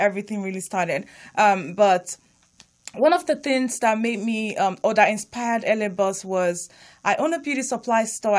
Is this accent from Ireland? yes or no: no; Nigeria; English is a second language; now in Hawthorne, United States; I'm Nigerian.